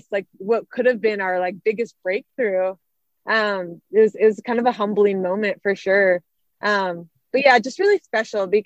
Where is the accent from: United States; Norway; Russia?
United States; Arizona; so we knew about this race happening in my home state of Arizona